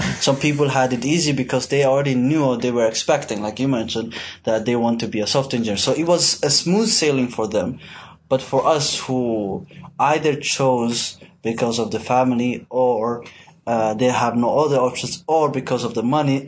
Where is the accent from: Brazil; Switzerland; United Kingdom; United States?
Switzerland; now in Malaysia; I'm from Switzerland